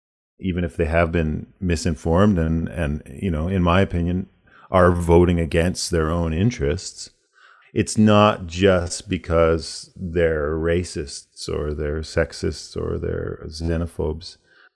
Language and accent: English; United States; born there; I was born in the States and I spend an awful lot of time down there touring. All my extended family are there.